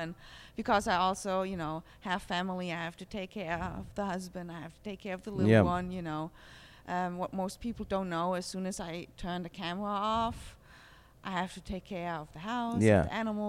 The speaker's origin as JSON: {"language": "English", "town": "Heidelberg", "region": "Baden-Württemberg", "country": "Germany", "lives_now": "United States", "said": "I'm from Heidelberg."}